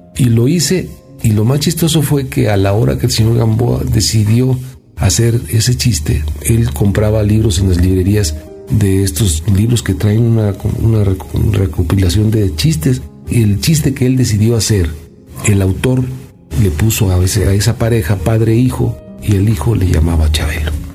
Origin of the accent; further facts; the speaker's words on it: Mexico; Yo soy un mexicano